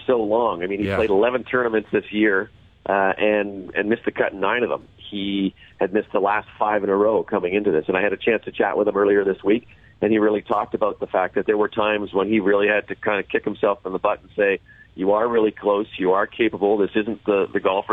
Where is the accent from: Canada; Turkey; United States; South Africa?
Canada; as a Canadian